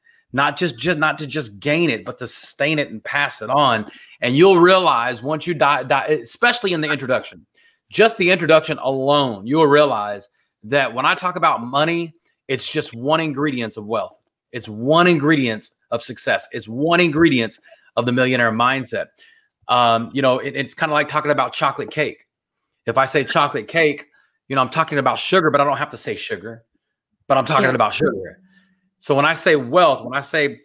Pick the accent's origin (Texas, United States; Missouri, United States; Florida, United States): Texas, United States; Dallas-Fort Worth area; I'm from the Dallas-Fort Worth area